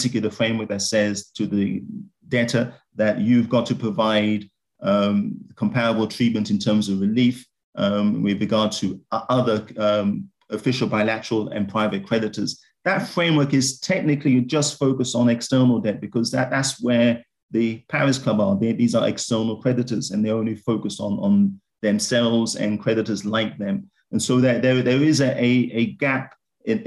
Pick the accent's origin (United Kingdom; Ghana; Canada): Ghana; I'm from Ghana